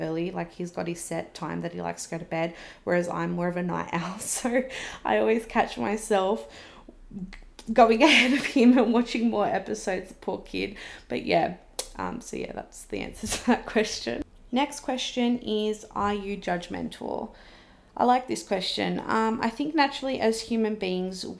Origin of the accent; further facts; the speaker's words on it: Wollongong, New South Wales, Australia; now in Sydney, Australia; I was originally from Wollongong. It's where I've grown up